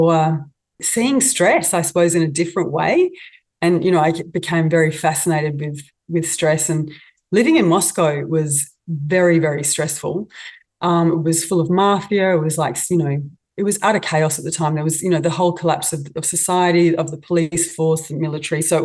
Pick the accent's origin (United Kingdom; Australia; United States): Australia; being an Aussie